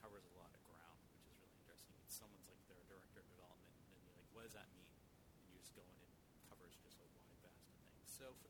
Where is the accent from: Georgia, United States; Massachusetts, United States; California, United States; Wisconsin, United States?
Massachusetts, United States; Hanover; I grew up in Hanover